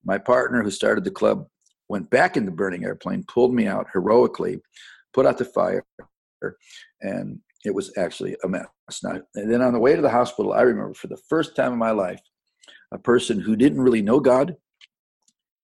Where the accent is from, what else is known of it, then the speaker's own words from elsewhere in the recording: Independence, Ohio, United States; now in Franklin, United States; I was born in suburbs around Cleveland, Ohio, and grew up there in a little town called Independence, Ohio, which is just south of Cleveland.